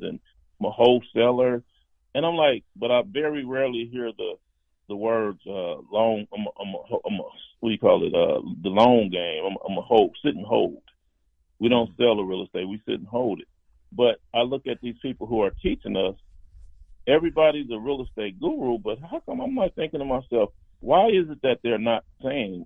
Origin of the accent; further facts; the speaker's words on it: Compton, California, United States; I grew up in Compton